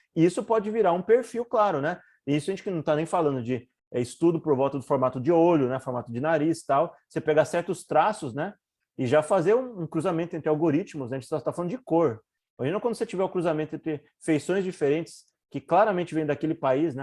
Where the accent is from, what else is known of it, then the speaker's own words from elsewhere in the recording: Brazil; A gente, como brasileiro